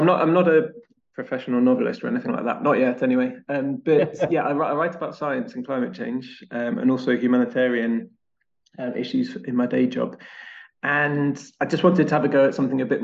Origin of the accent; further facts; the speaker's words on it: Wiltshire, South West England, United Kingdom; now in Brighton, United Kingdom; I grew up in Wiltshire